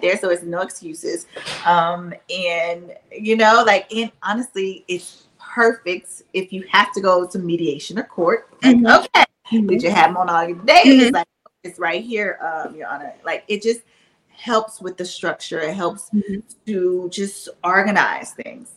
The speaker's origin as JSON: {"language": "English", "town": "Shreveport", "region": "Louisiana", "country": "United States", "tie": "born or raised there", "moved": "yes", "lives_now": "Atlanta, United States", "said": "my hometown shreveport"}